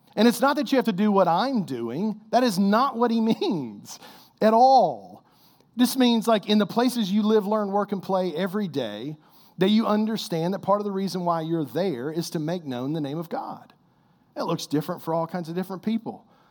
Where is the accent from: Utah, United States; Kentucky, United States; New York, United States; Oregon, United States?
Kentucky, United States; I'm like the worst Kentucky-born basketball player